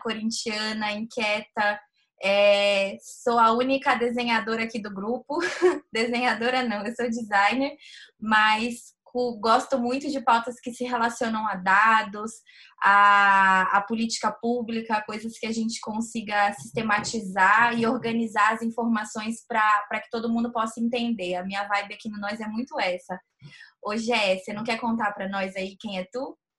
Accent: São Paulo, Brazil; Eu sou aqui da Zona Leste, moro aqui na Coab 2 em Itaquera

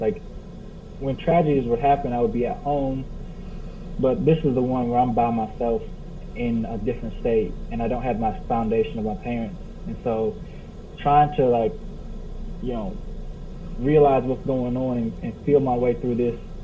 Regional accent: Cleveland, Ohio, United States; also born or lived in Richmond, Kentucky; now in Kentucky, United States; I'm from the Cleveland, Ohio area

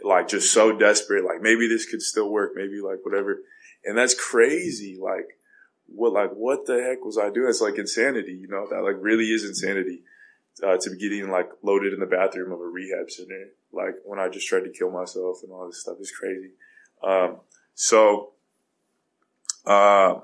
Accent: California, United States; I'm from California, and I go to this rehab center in Montana

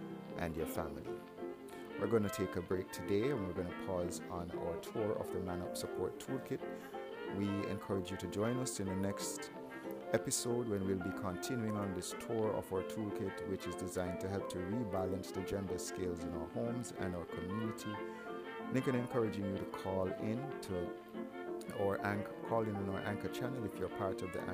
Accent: Jamaica; I grew up in Jamaica with mainly assertive women

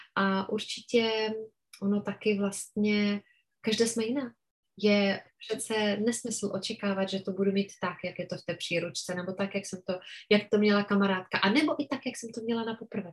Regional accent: Czechia; u nás v Čechách

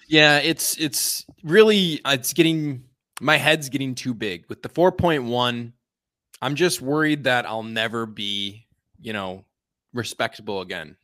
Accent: Chicago suburbs, Illinois, United States; I was taking the Metro back to my hometown

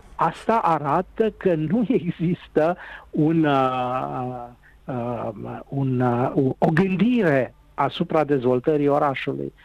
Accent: Timișoara, Timiș County, Romania; Și eu sunt timișorean, și eu sunt bănățean

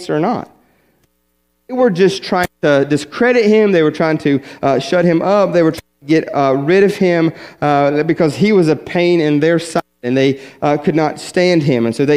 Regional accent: West Virginia, United States; I grew up in West Virginia, small little country church

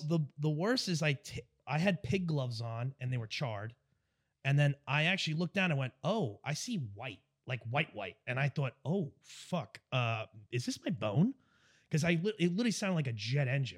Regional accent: Long Island, New York, United States; I'm from New York, from Long Island

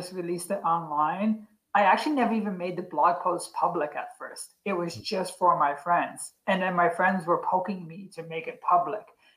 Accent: Newfoundland and Labrador, Canada; now in Edmonton, Canada; myself growing up in Newfoundland

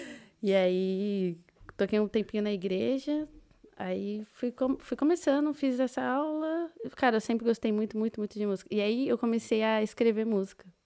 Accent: Osasco, São Paulo, Brazil; moved away as an adult; also born or lived in Paraná / Londrina; now in Dublin, Ireland; Eu nasci no Paraná, uhum. fiquei lá até, sei lá, meus seis, oito anos, mais ou menos. Uhum. Aí meus pais se mudaram para São Paulo, para Osasco. Falo que eu sou de Osasco

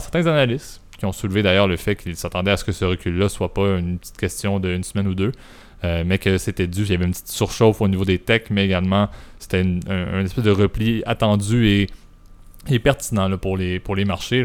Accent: Canada; je suis Canadien

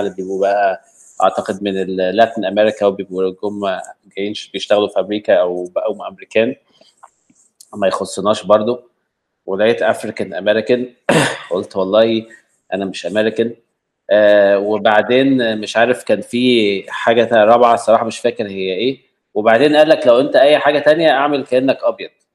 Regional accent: Egypt; كواحد مصري

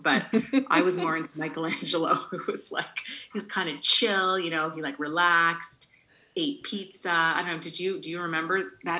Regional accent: Ontario, Canada; I came from Ontario, but I've also similarly like been here a year and a half, going to slowly be 2 years

